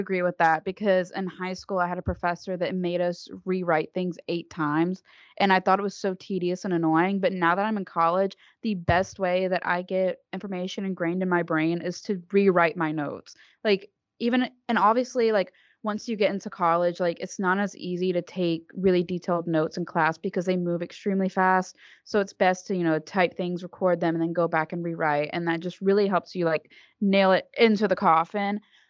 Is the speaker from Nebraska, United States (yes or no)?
no; Alabama, United States; I'm from Alabama too